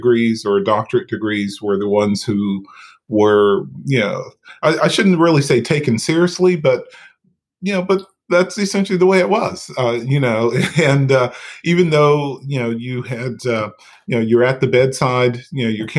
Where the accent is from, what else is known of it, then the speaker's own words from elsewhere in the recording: outside of Asheville, North Carolina, United States; moved away as an adult; now in Chapel Hill, United States; I had ICU experience from working in my hometown outside of Asheville, North Carolina